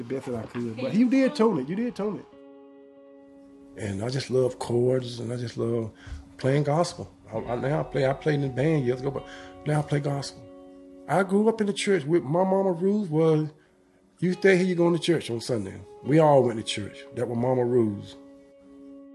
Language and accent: English; Kinston, North Carolina, United States; I grew up out there in the Institute area right out from Kinston